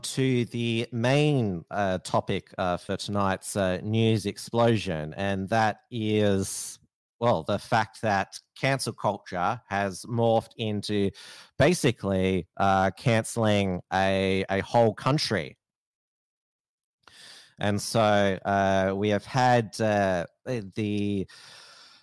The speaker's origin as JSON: {"language": "English", "country": "Australia", "said": "I'm an Australian living in Australia"}